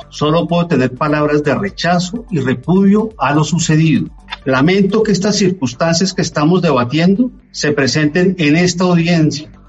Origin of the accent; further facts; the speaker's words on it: Colombia; como colombiano, como padre de dos hijas y como agente del Estado colombiano, rechazo absolutamente todo lo que le sucedió a Ginette Bedoya.